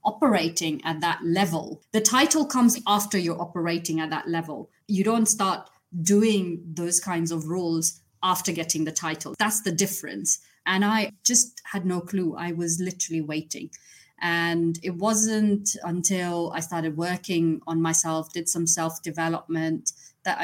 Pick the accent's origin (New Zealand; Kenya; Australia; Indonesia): Kenya; moved away; I was born and brought up in Kenya